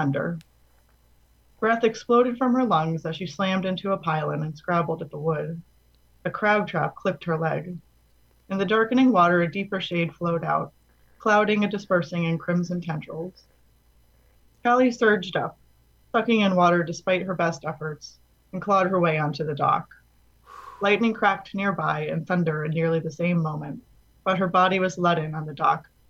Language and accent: English; Florida, United States; Florida, which is where I'm from